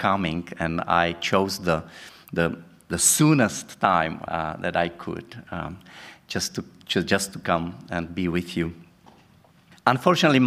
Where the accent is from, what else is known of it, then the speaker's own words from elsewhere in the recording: Brno, South Moravian Region, Czechia; I come from Brno.